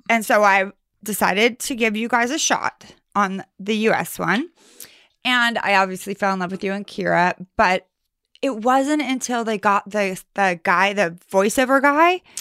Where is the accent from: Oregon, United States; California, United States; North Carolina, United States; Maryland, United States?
California, United States; Sacramento; I'm from Sacramento, California